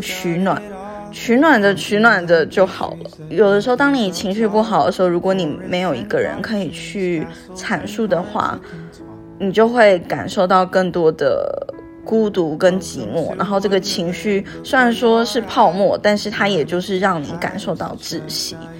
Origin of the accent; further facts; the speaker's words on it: Taiwan; moved away as an adult; 我是从台湾过来工作的嘛